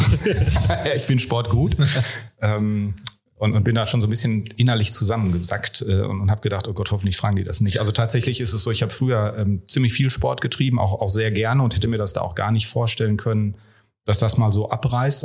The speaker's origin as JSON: {"language": "German", "area": "Ruhr area", "region": "North Rhine-Westphalia", "country": "Germany", "tie": "born or raised there", "moved": "yes", "said": "ich ja ursprünglich auch ein Kind des Ruhrpots bin"}